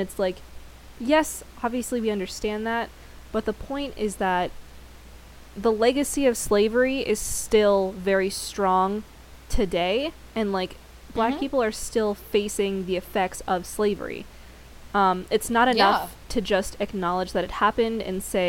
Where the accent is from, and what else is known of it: United States